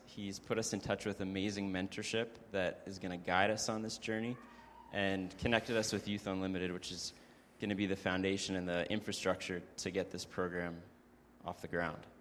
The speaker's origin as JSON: {"language": "English", "town": "Kelowna", "region": "British Columbia", "country": "Canada", "tie": "born or raised there", "said": "Carlene and I were born and raised in Kelowna"}